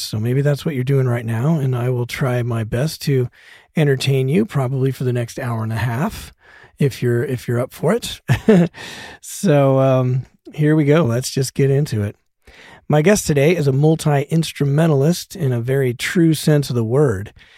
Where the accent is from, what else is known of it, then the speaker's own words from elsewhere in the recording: Denver, Colorado, United States; now in Los Angeles, United States; I grew up in Denver